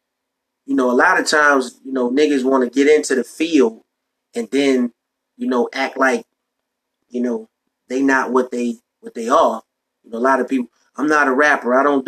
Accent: New York, United States; I'm from New York. So back in the day in New York, when I was coming up

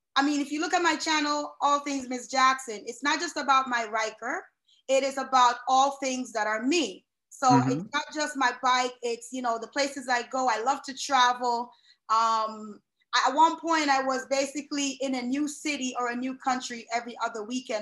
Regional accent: Jamaica; But, you know, growing up in Jamaica, it's a huge bike culture there.

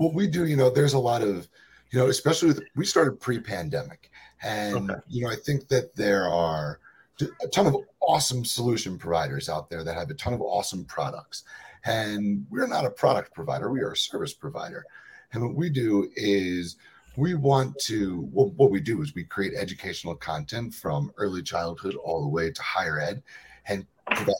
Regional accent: Long Island, New York, United States; moved away as an adult; also born or lived in Boston / Colorado; they're similar to the beaches on Long Island where I'm originally from

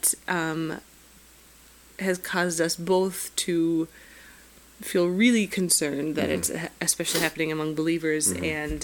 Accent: Minnesota, United States; I'm a Minnesotan.

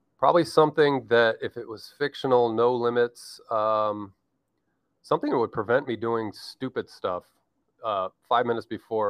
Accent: United States; being the American that I am

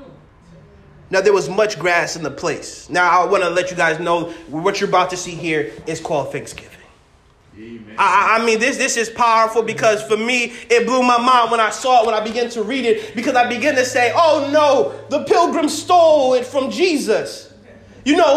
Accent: Massachusetts, United States; I'm from Massachusetts

